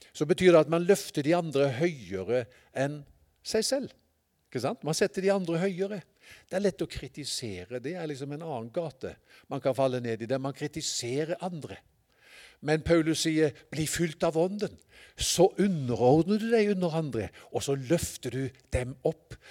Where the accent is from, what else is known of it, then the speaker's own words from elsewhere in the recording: Sørlandet, Southern Norway, Norway; jeg er fra Sørlandet